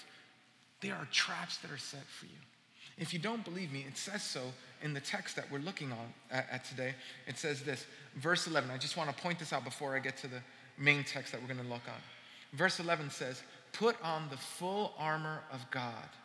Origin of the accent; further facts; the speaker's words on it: New York City, New York, United States; I'm from Brooklyn and I grew up in New York